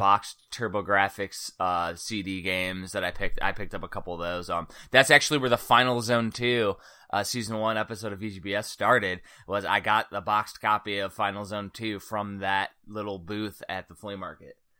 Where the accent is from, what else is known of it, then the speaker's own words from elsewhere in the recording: Cedar Lake, Indiana, United States; I'm from Cedar Lake, Indiana, so it's like the last cornfield or the last town before the cornfields